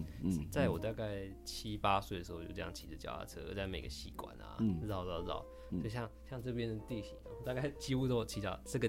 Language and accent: Chinese; Minxiong, Chiayi County, Taiwan; 对对对，我在三星国小。